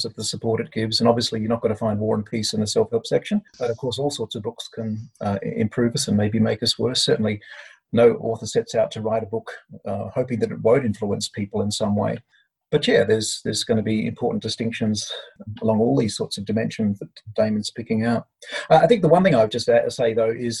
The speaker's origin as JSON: {"language": "English", "country": "Australia"}